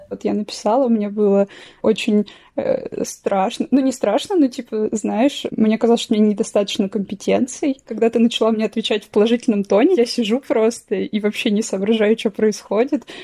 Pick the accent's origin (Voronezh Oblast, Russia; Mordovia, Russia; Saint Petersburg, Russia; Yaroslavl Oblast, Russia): Voronezh Oblast, Russia; Voronezh; Я из Воронежа, да, я из Воронежа совсем. Ну, то есть я родилась